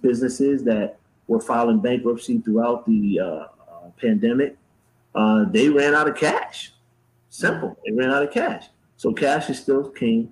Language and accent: English; Bridgeport, Connecticut, United States; now in Charlotte, United States; I grew up in PT in Bridgeport, Connecticut.